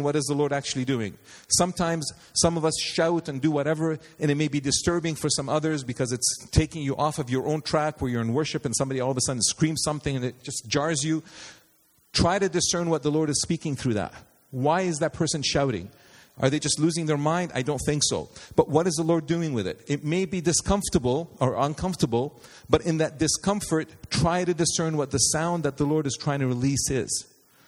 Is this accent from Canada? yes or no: yes; Canada; as a Canadian